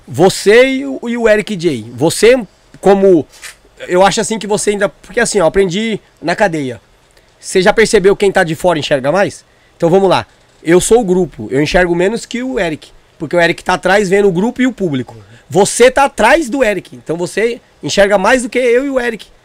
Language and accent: Portuguese; Northeast Region, Brazil; Eu sou jegue de vila, eu sou nordestino